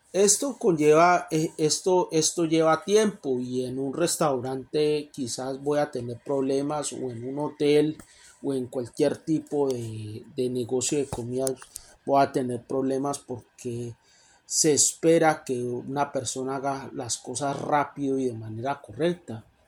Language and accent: Spanish; Colombia; moved away as an adult; now in Canada; Yo originalmente en mi país, Colombia, estudié para ser abogado